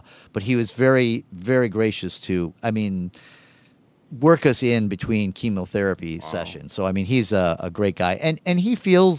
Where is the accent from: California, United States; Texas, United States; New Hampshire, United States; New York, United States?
California, United States; I grew up in California, and I remember when the Hillside Strangler case in the late 70s, very scary.